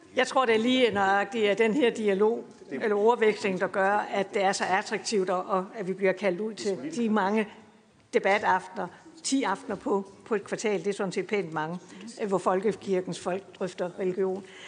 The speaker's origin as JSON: {"language": "Danish", "area": "Bredballe", "region": "Southern Denmark", "country": "Denmark", "said": "jeg kommer fra Bredballe, kan I måske høre"}